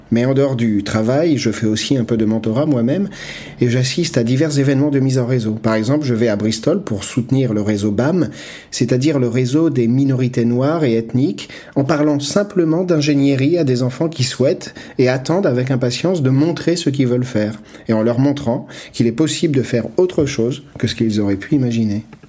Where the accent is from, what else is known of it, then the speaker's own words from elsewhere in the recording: Nigeria; now in United Kingdom; Je viens moi-même du Nigeria où nous résolvons les problèmes de manière très différente. Et je vis au Royaume-Uni